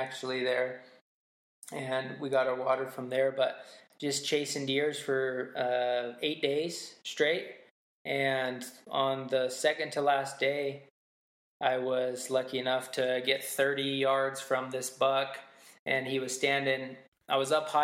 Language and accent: English; Utah, United States; I grew up in Utah